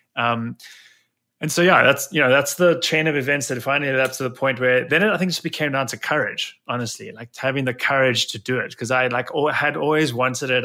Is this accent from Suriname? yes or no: no; South Africa; accent: South African; moved away as an adult; now in New Jersey, United States; where this accent began in, in South Africa, and, um, I spent the first twenty-seven odd years of my life there